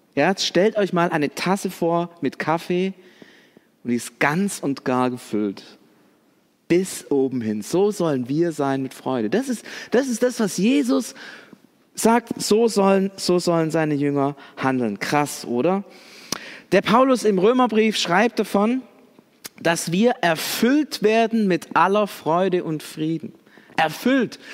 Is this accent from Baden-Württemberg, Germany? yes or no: yes; Swabia, Baden-Württemberg, Germany; wir sind Deutsche oder sogar Schwaben